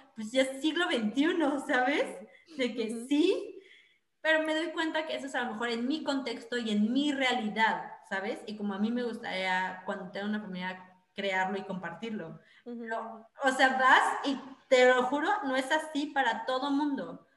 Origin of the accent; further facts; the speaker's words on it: Mexico; now in Netherlands; como mexicanos